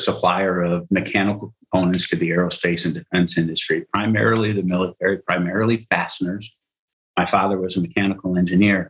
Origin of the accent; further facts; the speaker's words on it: Rockford, Illinois, United States; also born or lived in Cleveland; I was born and raised in Rockford, Illinois